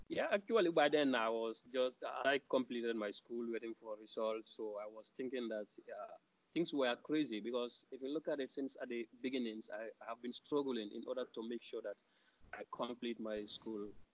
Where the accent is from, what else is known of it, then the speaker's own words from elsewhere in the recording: Gambia; moved away as an adult; We were only two Gambians